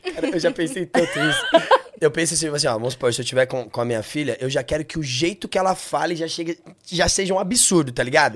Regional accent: Taboão da Serra, São Paulo, Brazil; eu sou do Taboão

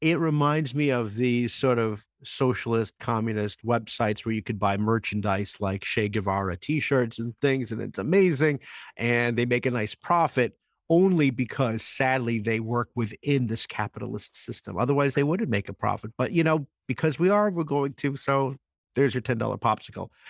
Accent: New Jersey, United States; I grew up in New Jersey

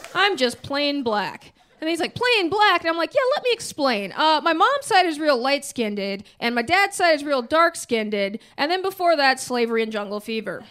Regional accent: Minneapolis, Minnesota, United States; also born or lived in Massachusetts; I am from Minneapolis, but I went to college in Massachusetts

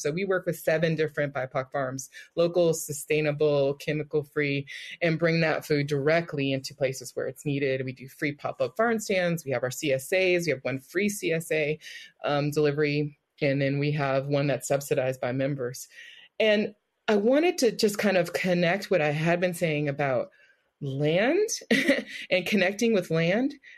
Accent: Richmond, California, United States; growing up in Richmond

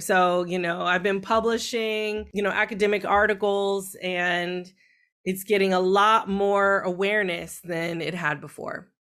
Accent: California, United States; growing up um, in California

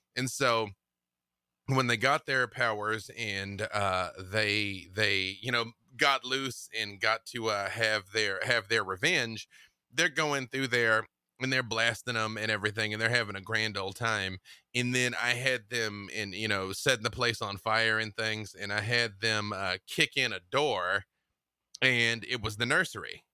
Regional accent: Little Rock, Arkansas, United States; moved away as an adult; also born or lived in Atlanta, Georgia; now in Los Angeles, United States; I am from Little Rock, Arkansas

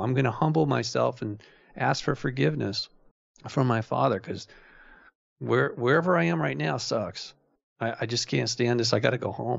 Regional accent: Malibu, California, United States; I grew up in Malibu

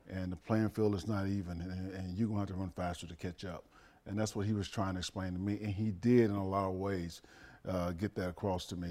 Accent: Dallas, Texas, United States; moved away; I grew up in Dallas

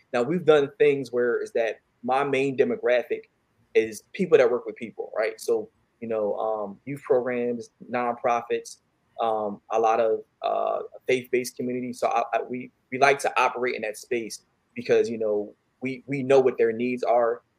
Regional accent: Philadelphia, Pennsylvania, United States; I'm from um, Philadelphia, West Philly

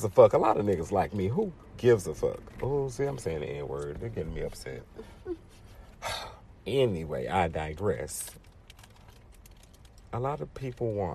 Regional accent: United States; I'm from South Park.

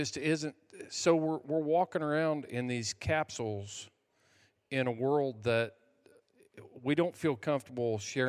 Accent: United States; So by being involved in – being an American, we have allowed things like – for me, my kids, since I was a veteran, could go to any state college tuition free.

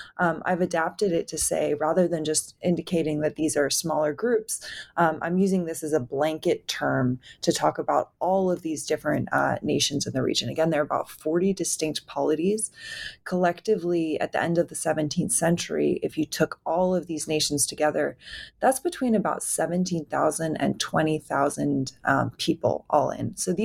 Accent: New York, United States; I grew up on the East Coast in New York.

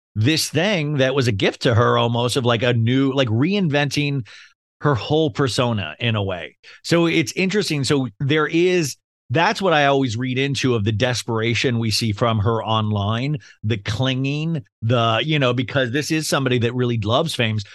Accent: Kansas, United States; I grew up in Kansas

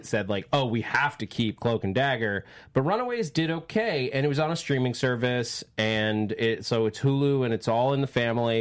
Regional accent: Westchester, New York, United States; I'm from Westchester

